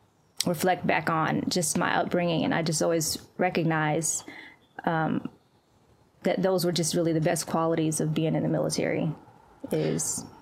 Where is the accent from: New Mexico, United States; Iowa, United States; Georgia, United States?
Georgia, United States; Valdosta; also born or lived in Crete, Greece / Guam; But I was born in Crete, Greece, and so we lived there for about a year, and then we moved to Guam, and then we eventually moved to Valdosta, Georgia, which is where I spent majority of my childhood.